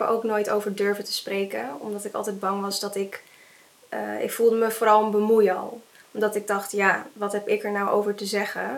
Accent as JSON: {"language": "Dutch", "country": "Netherlands", "said": "Ik ben half Indonesisch en half Nederlands, maar eh, mijn moeder is naar, naar, Nederland gekomen"}